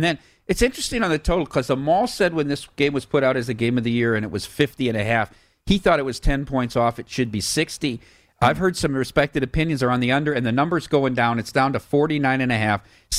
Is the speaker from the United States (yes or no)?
yes; Dubuque, Iowa, United States; I'm from Dubuque, Iowa.